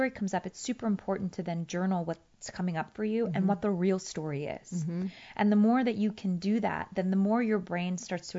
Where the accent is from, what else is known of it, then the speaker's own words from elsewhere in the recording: Afghanistan; And they're mm-hmm. like, oh, yeah, where are you from? And I would say, Afghanistan.